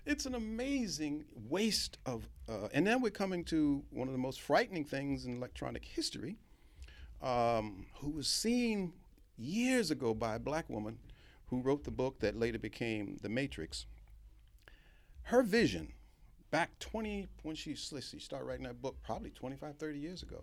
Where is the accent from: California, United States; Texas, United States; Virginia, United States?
Virginia, United States; Norfolk; I grew up in Hampton Roads in Norfolk, Virginia, went to segregated schools all my, all my life